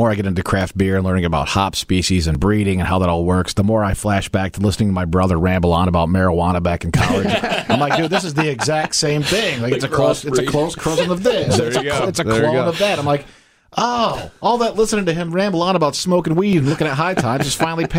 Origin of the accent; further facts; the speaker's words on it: Hickory Corners, Michigan, United States; I grew up on the property that Hophead Fields is on.